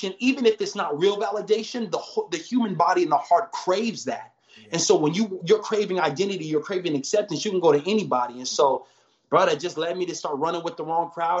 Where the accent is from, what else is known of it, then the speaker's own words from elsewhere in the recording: Huntington Beach, California, United States; also born or lived in Orange, California; I was born in Orange, raised in Huntington Beach for the first half.